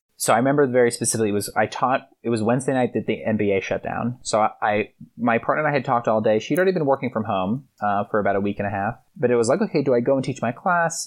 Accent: Boston, Massachusetts, United States; also born or lived in Connecticut / Philadelphia; now in New York City, United States; I grew up mostly outside of Boston. I was born in Connecticut, lived outside of Philly for, until I was like ten, and then I spent most of my, like, adolescent time, uh, in Boston, outside of Boston, in the suburbs

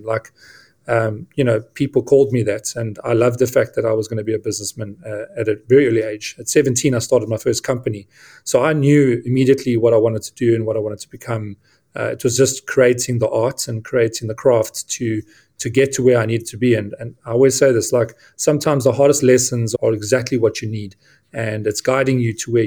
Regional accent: Witbank, Mpumalanga, South Africa; moved away as an adult; I was brought up in a coal town called Witbank, just outside of Johannesburg in South Africa

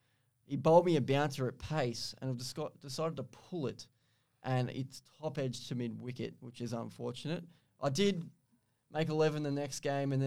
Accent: Gold Coast, Queensland, Australia; Born and raised on the GC, mate. Local is what they call me here

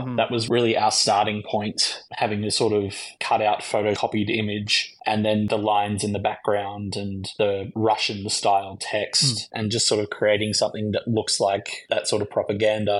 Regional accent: Lismore, New South Wales, Australia; I grew up in Lismore

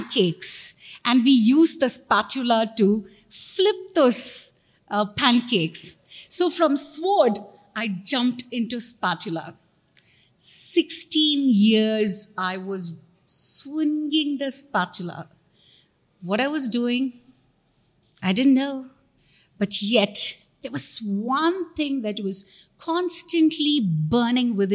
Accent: Hyderabad, Telangana, India; my state, Andhra Pradesh, because I hail from Hyderabad

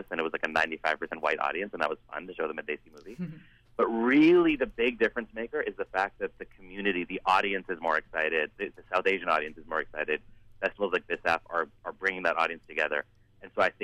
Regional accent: Surrey, British Columbia, Canada; I grew up in Surrey

